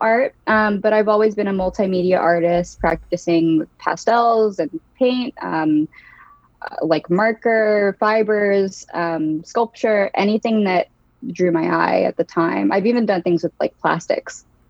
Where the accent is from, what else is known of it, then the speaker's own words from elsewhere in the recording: Newark, Delaware, United States; now in Philadelphia, United States; I am originally from Newark, Delaware. That's where I grew up.